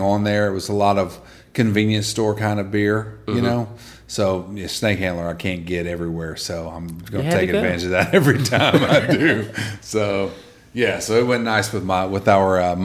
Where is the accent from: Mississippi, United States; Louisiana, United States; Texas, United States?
Mississippi, United States; Columbus; growing up in Columbus, Mississippi, and working, my first job in radio was free gig.